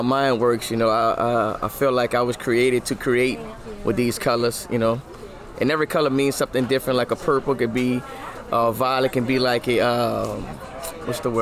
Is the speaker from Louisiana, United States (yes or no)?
yes; New Orleans, Louisiana, United States; I'm born and raised in New Orleans